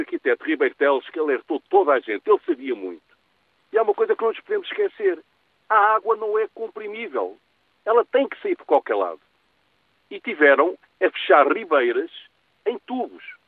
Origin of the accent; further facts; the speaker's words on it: Lisbon, Portugal; Eu tenho 74 anos e eh, muitos anos de Lisboa, nascido em Lisboa